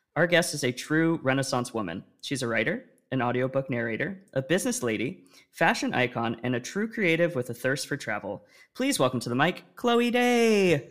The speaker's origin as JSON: {"language": "English", "region": "Oregon", "country": "United States", "tie": "born or raised there", "said": "I grew up in Oregon"}